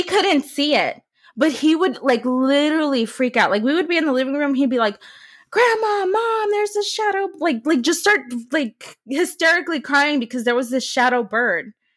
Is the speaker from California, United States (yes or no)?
yes; San Francisco, California, United States; also born or lived in Modesto, California; my hometown is San Francisco, California